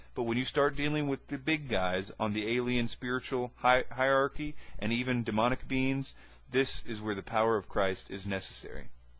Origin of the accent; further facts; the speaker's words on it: Quebec, Canada; also born or lived in Vancouver / Toronto; Growing up in Canada and moving from Quebec to Vancouver and then to Toronto